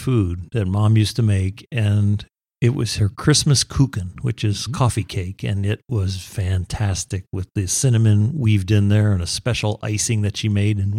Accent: Southfield, Michigan, United States; also born or lived in Buffalo, New York; now in Nevada, United States; I was born in Buffalo, New York, and then went to a lot of schooling in Southfield, Michigan, really cold winters.

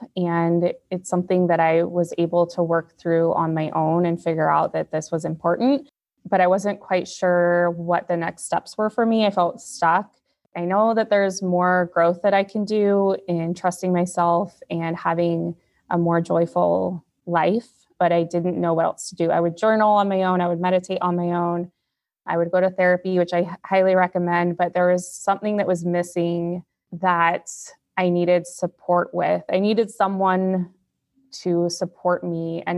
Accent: Oregon, United States; I am from Oregon. I live in Salem, Oregon. I'm a teacher. I'm a single mom.

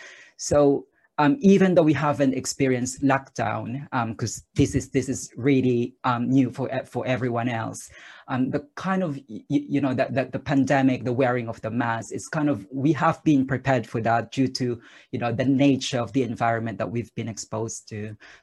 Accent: Philippines; English is a second language; Say, for instance, I'm originally from the Philippines, so I've experienced a lot of earthquakes.

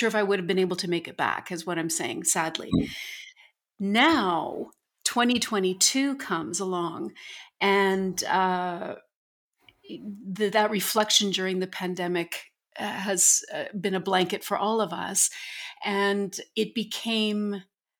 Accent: St. Albert, Alberta, Canada; moved away; St. Albert, my hometown, where I grew up

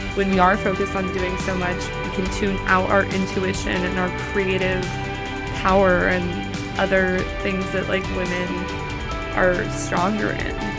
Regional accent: Los Angeles, California, United States; I am from Los Angeles, California, born and raised

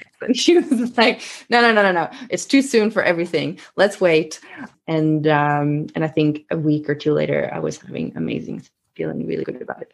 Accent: Sweden; accent: Swedish; English is a second language; I am Swedish, so you might hear a little bit of an accent coming through every now and then.

